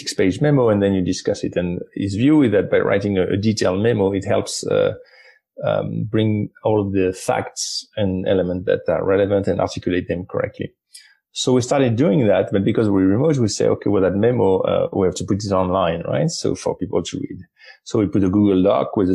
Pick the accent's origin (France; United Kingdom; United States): France; I'm from France